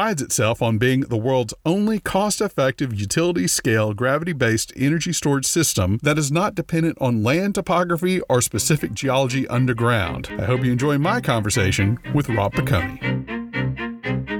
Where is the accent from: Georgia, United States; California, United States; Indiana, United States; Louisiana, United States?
Louisiana, United States; I'm from Louisiana.